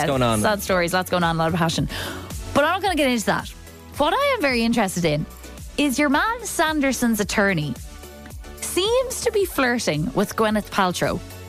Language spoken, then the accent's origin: English; Kildare, Leinster, Ireland; because I grew up in Kildare